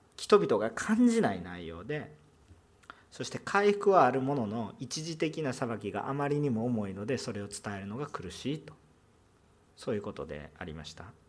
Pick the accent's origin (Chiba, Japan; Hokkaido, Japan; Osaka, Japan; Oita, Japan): Osaka, Japan; accent: Kansai dialect; 私関西弁になってきたら本本性がバレてきてますからね本気で喋ってると思ってるあ の大阪出身なんですすいません